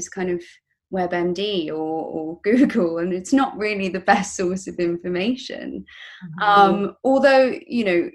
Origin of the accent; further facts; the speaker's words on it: England, United Kingdom; I come from England, right? We're well known for being very uptight